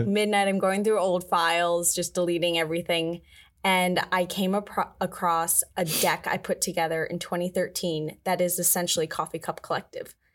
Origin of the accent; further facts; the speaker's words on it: Galesville, Maryland, United States; I am originally from Galesville, Maryland. It's like a four hundred person town in Maryland